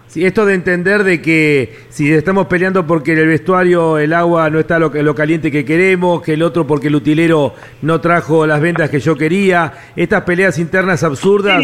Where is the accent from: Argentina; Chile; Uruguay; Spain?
Argentina; Como argentino